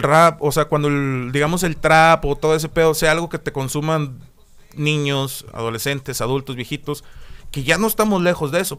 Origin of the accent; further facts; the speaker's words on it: Monterrey, Nuevo León, Mexico; also born or lived in Mexico City / Dominican Republic; nací en el DF, me crié hasta los 6, 7 años en República Dominicana y luego ya me vine aquí a Monterrey